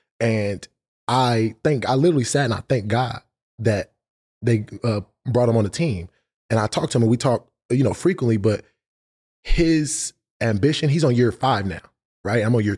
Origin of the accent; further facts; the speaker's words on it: Los Angeles, California, United States; I'm from LA, but I'm from